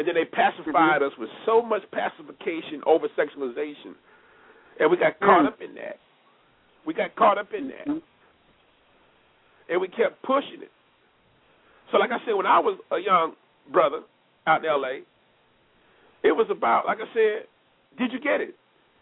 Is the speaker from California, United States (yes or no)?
yes; Los Angeles, California, United States; growing up in Los Angeles